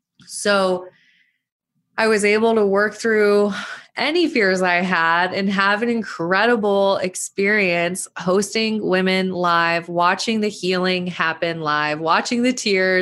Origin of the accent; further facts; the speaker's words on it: Montana, United States; I know all the women who came said they loved Bozeman, Montana. Shout out my home state.